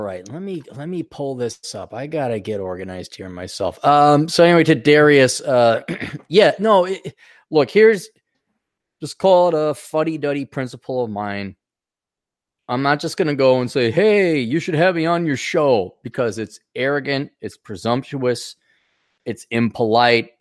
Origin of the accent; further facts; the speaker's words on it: Wisconsin, United States; I grew up in Wisconsin, where there is also over ten thousand lakes